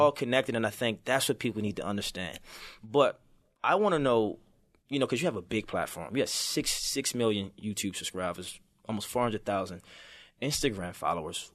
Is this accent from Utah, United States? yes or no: no; Baltimore, Maryland, United States; I'm from Baltimore City, so I grew up, it was tough